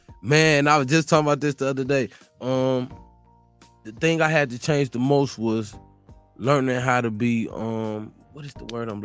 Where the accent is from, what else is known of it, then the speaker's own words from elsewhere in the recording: East Chicago, Indiana, United States; I'm from East Chicago, Indiana.